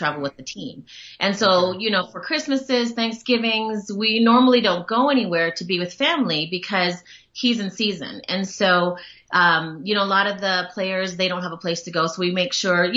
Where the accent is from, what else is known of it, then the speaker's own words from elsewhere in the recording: Hawaii, United States; moved away as an adult; also born or lived in Washington; now in Colorado, United States; But I was born in Washington, in the state of Washington, moved out to Hawaii and grew up in Hawaii pretty much my whole life until I went away to college.